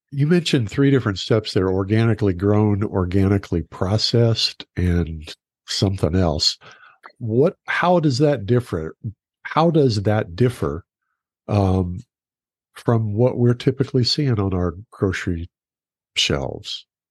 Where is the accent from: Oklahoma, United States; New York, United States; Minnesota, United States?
Oklahoma, United States; moved away; also born or lived in Texas; I grew up in Oklahoma